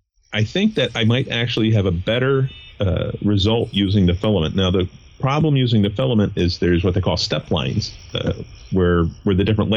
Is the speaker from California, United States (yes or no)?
no; Connecticut, United States; I'm from Connecticut. We have hills. There's almost nothing flat here.